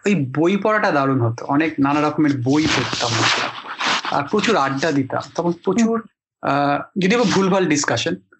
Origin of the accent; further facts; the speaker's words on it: Kolkata, West Bengal, India; now in Mumbai, India; আমরা তো ওখানে জন্মেছি